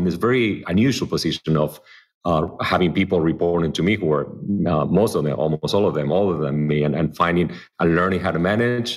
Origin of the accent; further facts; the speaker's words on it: suburbs of Buenos Aires, Buenos Aires Province, Argentina; English is a second language; moved away as an adult; also born or lived in Miami, United States; now in Los Angeles, United States; I grew up in the suburbs of Buenos Aires